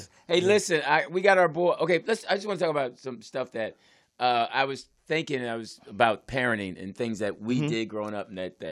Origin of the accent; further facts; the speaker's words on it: Philadelphia, Pennsylvania, United States; now in Los Angeles, United States; And our mom was from Oakland. I was from Philly